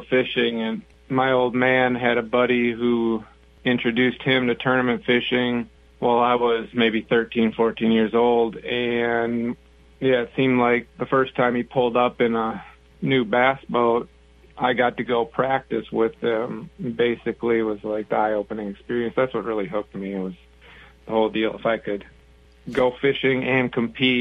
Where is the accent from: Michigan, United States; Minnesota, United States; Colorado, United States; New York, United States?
Minnesota, United States; Eden Prairie; I grew up in Eden Prairie, Minnesota, down here in the western suburbs of the Twin Cities